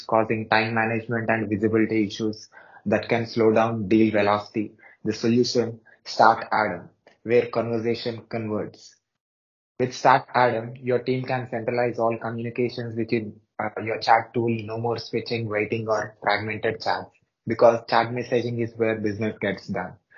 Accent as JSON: {"language": "English", "town": "Hyderabad", "region": "Telangana", "country": "India", "said": "I'm from South India, Hyderabad city"}